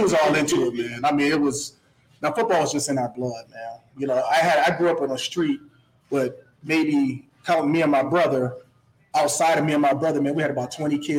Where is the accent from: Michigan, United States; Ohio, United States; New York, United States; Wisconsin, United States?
Ohio, United States; Akron; I grew up on Valdez on the west side of Akron.